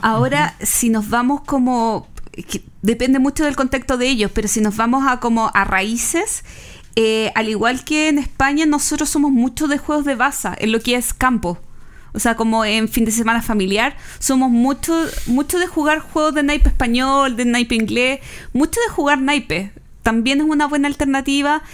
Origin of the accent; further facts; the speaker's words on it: Chile; siendo chilenos